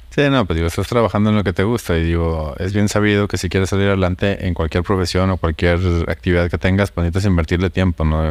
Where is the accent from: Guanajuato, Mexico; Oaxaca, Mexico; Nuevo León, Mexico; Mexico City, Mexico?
Nuevo León, Mexico; Monterrey; yo soy de Monterrey